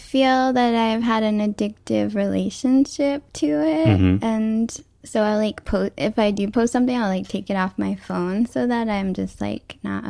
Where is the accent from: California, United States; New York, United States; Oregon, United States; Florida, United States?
New York, United States; Schodack; moved away as an adult; also born or lived in New Mexico; now in New York City, United States; I grew up in upstate New York in a town called Skodak.